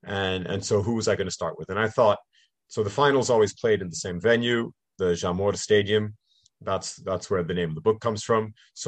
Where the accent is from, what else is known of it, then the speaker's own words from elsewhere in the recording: Canada; born there; accent: slight North American; I am bilingual. My mother's family is English, and I was born in Canada and went to international schools. So that explains my English and also my slight North American accent.